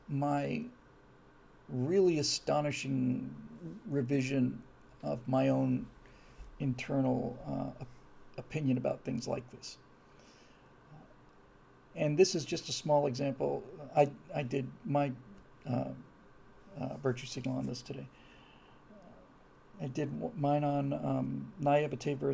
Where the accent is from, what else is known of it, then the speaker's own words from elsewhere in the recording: Florida, United States; moved away; I was raised in Florida